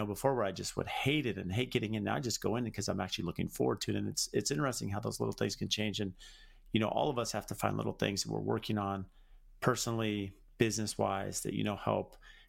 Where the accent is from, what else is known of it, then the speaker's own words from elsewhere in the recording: San Diego, California, United States; now in Phoenix, United States; I hate the cold. There's a reason I live in Phoenix. Like, I grew up in San Diego.